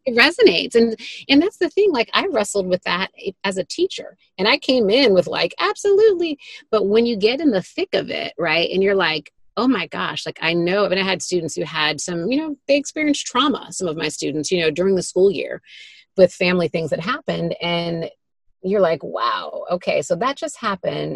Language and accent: English; Detroit, Michigan, United States; I grew up in Detroit, Michigan, in, in the city, in what I would probably call a working class neighborhood